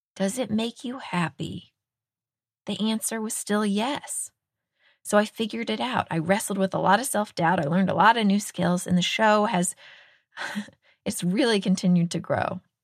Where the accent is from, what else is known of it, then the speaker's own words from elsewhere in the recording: Texas, United States; moved away; the state of Texas, my home state